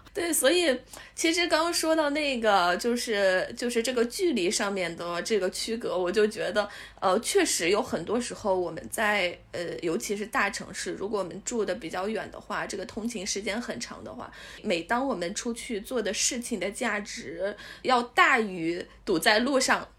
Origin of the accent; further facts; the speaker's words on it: Taiyuan, Shanxi, China; moved away as an adult; also born or lived in Zhangzhou; now in Beijing, China; 我从小在太原长大，呃，就是只是上学的时候有到外地，但是我觉得这几年我对我的家乡都有点儿不认识了